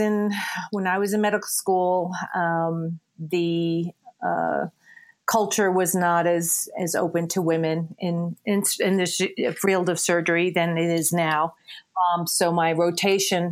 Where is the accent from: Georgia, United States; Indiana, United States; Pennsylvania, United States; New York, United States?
New York, United States; New York City; moved away as an adult; also born or lived in Connecticut / Princeton, New Jersey; now in Littleton, United States; I originally from New York City. I grew up in New York and went to school.